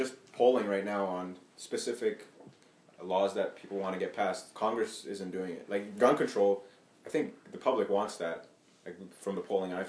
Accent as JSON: {"language": "English", "country": "Ethiopia", "moved": "yes", "said": "I come from Ethiopia originally"}